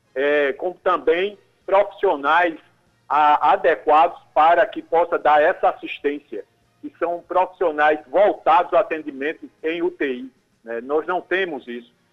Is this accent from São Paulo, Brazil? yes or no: no; Cabedelo, Paraíba, Brazil